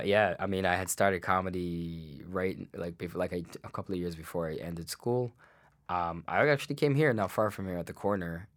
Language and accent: English; Guyana; moved away as an adult; now in Canada; originally I was born in Guyana, I spent my first twenty years there.